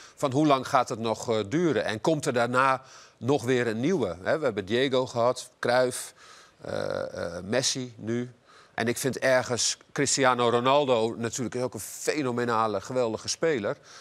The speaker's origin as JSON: {"language": "Dutch", "country": "Netherlands", "said": "als Nederlander"}